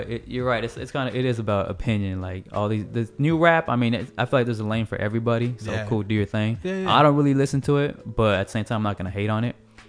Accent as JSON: {"language": "English", "region": "West Coast", "country": "United States", "said": "I mean, I'm from the West Coast, so, of course, that's always, like, I have an affinity towards that type of music."}